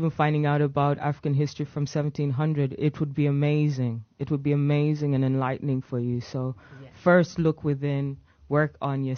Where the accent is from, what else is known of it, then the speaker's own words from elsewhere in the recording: England, United Kingdom; moved away as an adult; also born or lived in Uganda / Kenya; now in Amsterdam, Netherlands; growing up in England